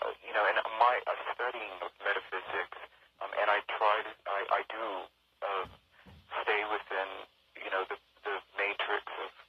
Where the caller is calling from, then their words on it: California, United States; I'm calling from California.